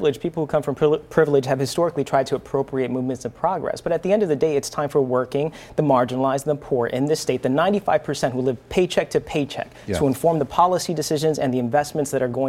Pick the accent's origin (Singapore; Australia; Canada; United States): United States; Central Falls, Rhode Island; I grew up in Central Falls. I saw the struggles, economic and other struggles as well.